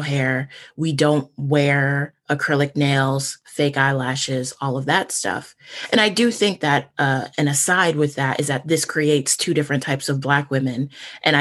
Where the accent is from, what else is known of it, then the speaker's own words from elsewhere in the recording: Syracuse, New York, United States; I interned at a small network in my hometown in Syracuse